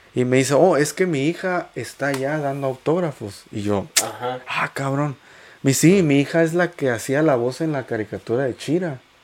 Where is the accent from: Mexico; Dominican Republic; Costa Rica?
Mexico; soy orgullosamente mexicano